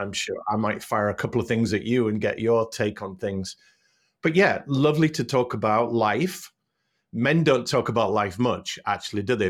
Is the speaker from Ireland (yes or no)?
no; Hull, Yorkshire and the Humber, United Kingdom; moved away as an adult; also born or lived in North Carolina; I grew up in Hull, went to a pr, a Catholic primary school